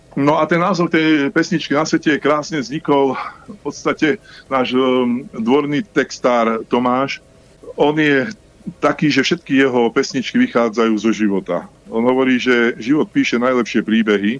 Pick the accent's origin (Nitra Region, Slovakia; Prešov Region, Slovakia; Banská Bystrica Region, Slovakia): Banská Bystrica Region, Slovakia; Banská Bystrica; dvaja sme Bystričania